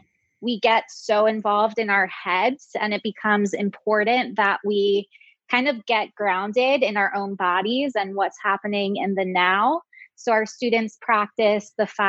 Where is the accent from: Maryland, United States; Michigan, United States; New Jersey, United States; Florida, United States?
Maryland, United States; Baltimore; now in Chicago, United States; I'm originally from Baltimore, which has its fair share of public education challenges, like Chicago, which is where I live now